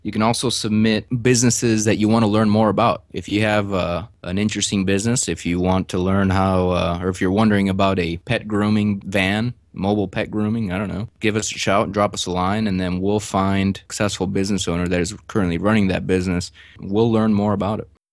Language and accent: English; Chicago, Illinois, United States; moved away as an adult; also born or lived in Houston; I'm actually from Chicago, got my mechanical engineering degree at the University of Illinois